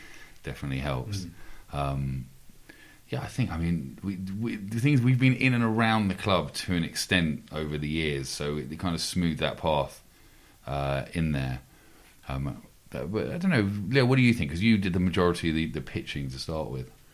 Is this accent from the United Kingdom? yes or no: yes; London, United Kingdom; me and Gabe growing up in London, we'd be the only Sunderland fans anyone ever knew.